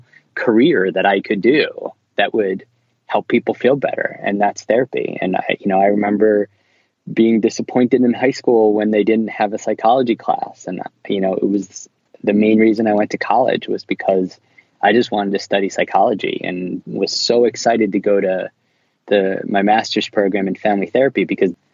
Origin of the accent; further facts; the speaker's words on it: Philadelphia, Pennsylvania, United States; now in New York, United States; I was born in Philadelphia and I live in New York